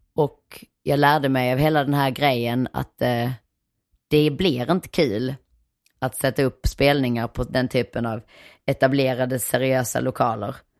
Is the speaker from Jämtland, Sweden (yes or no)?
no; Nyvång, Skåne, Sweden; moved away; also born or lived in Malmö / Hyllinge / Helsingborg; Jag kommer från Nyvång som sagt, den där stenkolsgruvbyn rätt långt inåt landet